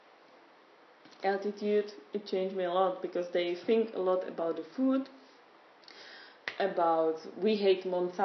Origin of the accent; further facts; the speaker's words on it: Prague, Czechia; English is a second language; moved away as an adult; now in Fügen, Austria; I was born in Prague and grew up there